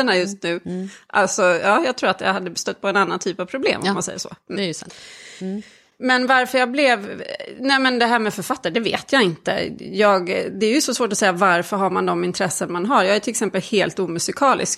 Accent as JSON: {"language": "Swedish", "country": "Sweden", "tie": "born or raised there", "also_born_or_lived": "Czech Republic", "said": "Jag är ju född i, i Tjeckien och kom hit som ettåring"}